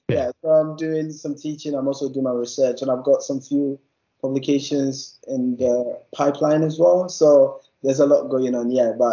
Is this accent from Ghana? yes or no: yes; Ghana; moved away as an adult; So I did my undergrad in Ghana. So I'm from Ghana. I did my undergrad in Ghana in biological sciences.